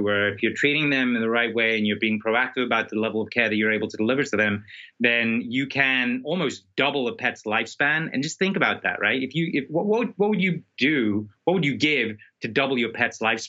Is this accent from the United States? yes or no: no; South Africa; I'm from South Africa